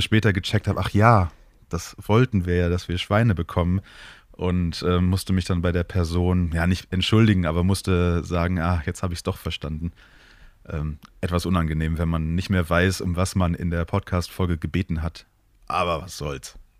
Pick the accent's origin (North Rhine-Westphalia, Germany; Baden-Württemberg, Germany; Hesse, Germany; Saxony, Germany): North Rhine-Westphalia, Germany; Moers; früher als Kind in der Stadt, in der ich groß geworden bin, in Mörs